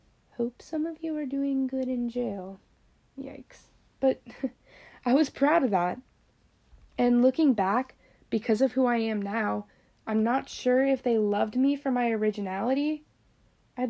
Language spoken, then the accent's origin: English; Florida, United States; accent: northern; Though I'm from Florida, most say I have more of a northern accent, which I love because I hate this furnace of a state.